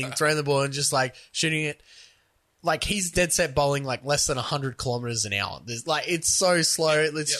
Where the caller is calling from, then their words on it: Cleveland, Ohio, United States; I'm calling from Cleveland.